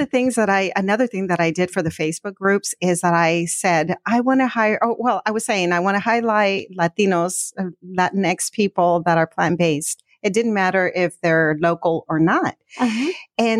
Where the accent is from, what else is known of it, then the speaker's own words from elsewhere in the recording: Mexico; moved away; I'm originally from Mexico.